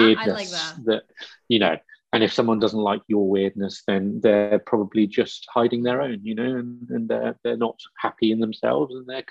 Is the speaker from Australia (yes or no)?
no; Wiltshire and Dorset, South West England, United Kingdom; I grew up in Wiltshire and Dorset